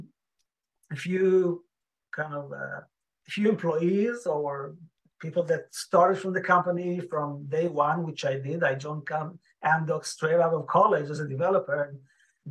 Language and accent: English; Israel; moved away as an adult; now in Kansas City, United States; I was born and raised in Israel, moved here in 2008 with my wife and two boys.